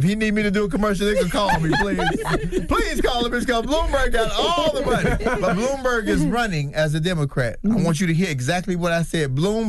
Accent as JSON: {"language": "English", "town": "Chicago", "region": "Illinois", "country": "United States", "said": "I'm from Chicago. I'm West Side. I'm straight hood all day, all night."}